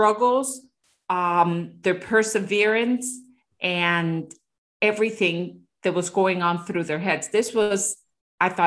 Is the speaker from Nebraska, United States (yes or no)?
no; Miami, Florida, United States; I come from Miami, which is such a plastic city